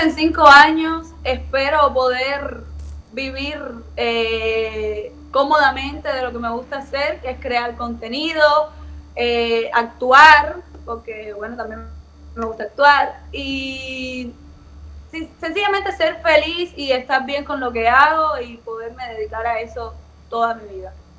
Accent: Havana, Cuba; ahora estoy viviendo en Novedad, pero soy de Alamar

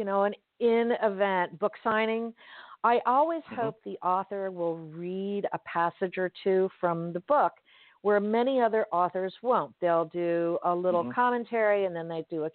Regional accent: Miami, Florida, United States; I'm born and raised in Miami. I read like a Miamian, I'm a Floridian girl

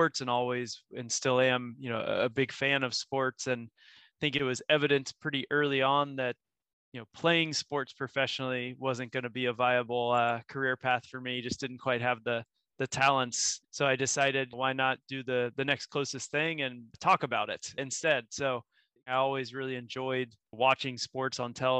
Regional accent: Florida, United States; moved away as an adult; also born or lived in Austin, Texas; now in Ireland; growing up in Florida

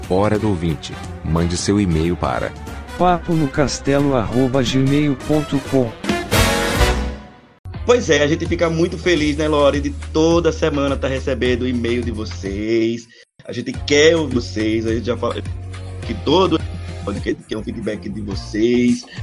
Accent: Aracaju, Sergipe, Brazil; de {S0} Aracaju, eu sou de Sergipe, é, Nordeste do Brasil.

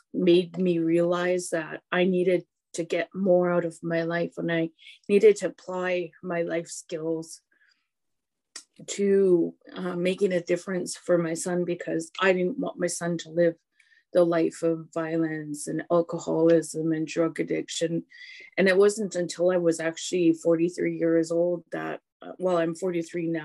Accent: Hesquiaht, British Columbia, Canada; now in Port Alberni, Canada; Histakshith Heshkwiat, which means I come from Heshkwit. Heshkwit Aksups means I'm a Heshkwit woman

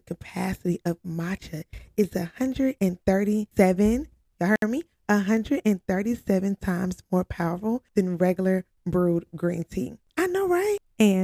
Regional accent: Georgia, United States; moved away as an adult; I'm from Georgia

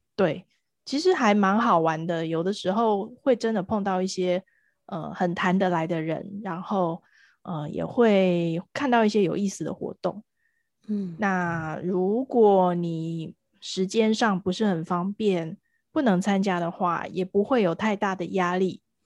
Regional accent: Taiwan; 宗教好像已经变成我们台湾人日常生活的一部分

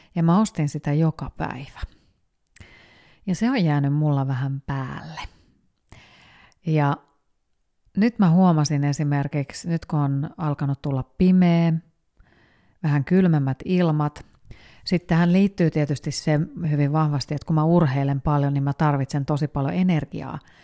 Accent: Finland; moved away as an adult; also born or lived in Spain; mä mu- muutin takaisin Suomeen

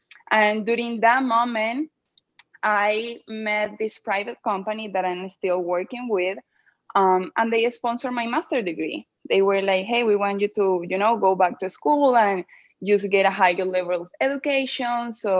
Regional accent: Venezuela; English is a second language; also born or lived in Gainesville, United States; now in Orlando, United States; I'm from Venezuela, and I moved here back in 2012. I went to school first in Gainesville, Florida.

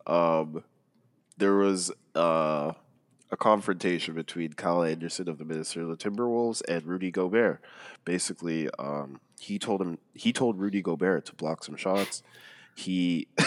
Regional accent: Jamaica; As a Jamaican

